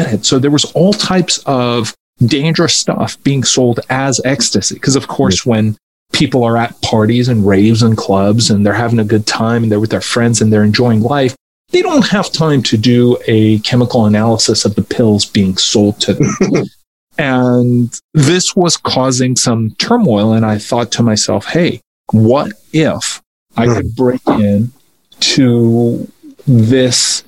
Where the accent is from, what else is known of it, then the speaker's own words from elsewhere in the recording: Los Angeles, California, United States; also born or lived in Tehran, Iran; I grew up around kids who had summer homes